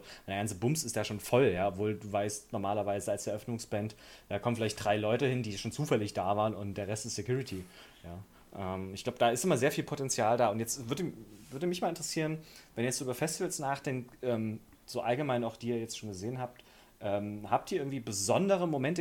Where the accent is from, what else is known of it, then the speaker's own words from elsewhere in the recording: Germany; als Deutscher